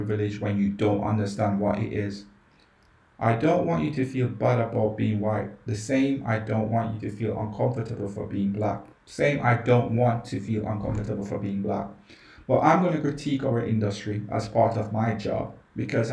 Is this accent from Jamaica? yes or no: yes; Jamaica; I grew up in Jamaica